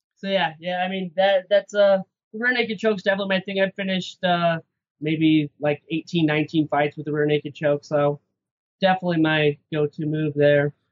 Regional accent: Idaho, United States; moved away as an adult; now in Salt Lake City, United States; I'm from Idaho. I was fighting out in Idaho for a few years

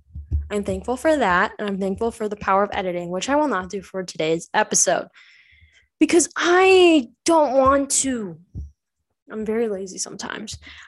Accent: Ireland; it's okay because I'm Irish. So you can't judge me. Irish people like to swear.

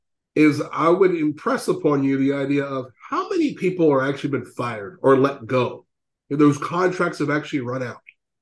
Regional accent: Louisiana, United States; you're from Kansas City, I'm from Louisiana.

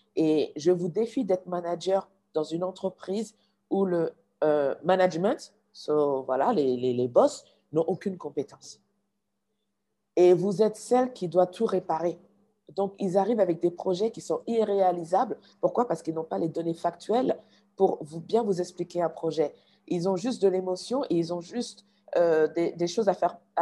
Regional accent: Mali; also born or lived in United States

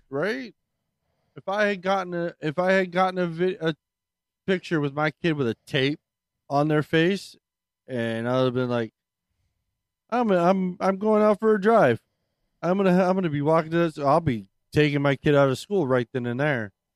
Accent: Maryland, United States; moved away; I'm originally from Maryland

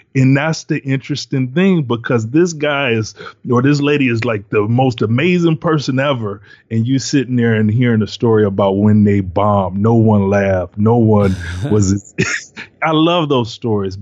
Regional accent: Detroit, Michigan, United States; I'm from Detroit, live in Detroit

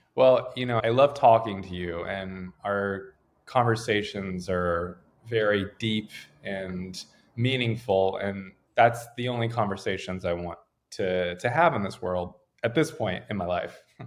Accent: Raleigh, North Carolina, United States; moved away as an adult; now in Los Angeles, United States; I grew up in Raleigh

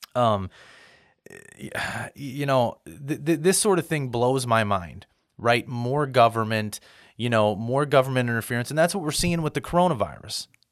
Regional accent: United States; I'm an American

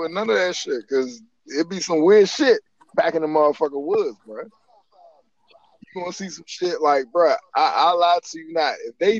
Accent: Brandywine, Maryland, United States; Like growing up in Brandywine, like that's a lot of fucking woods.

